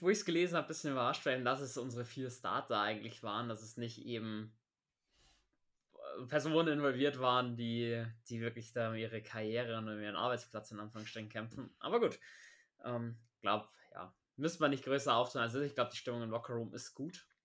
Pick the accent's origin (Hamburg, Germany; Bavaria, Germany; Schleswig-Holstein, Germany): Bavaria, Germany; Wide Receiver haben wir zum Sau fordern, da hat man bei uns in Bayern sagen.